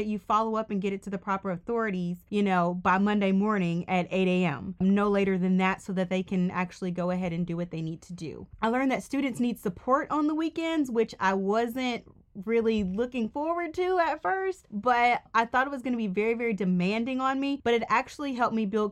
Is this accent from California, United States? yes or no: no; Mississippi, United States; moved away as an adult; also born or lived in Georgia; I am from Mississippi.